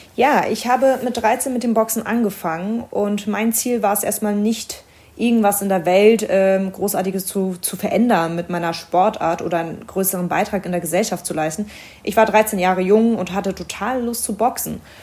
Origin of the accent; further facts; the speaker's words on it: Berlin, Germany; Meine Familie kommt aus dem Libanon. Ich bin in Berlin geboren.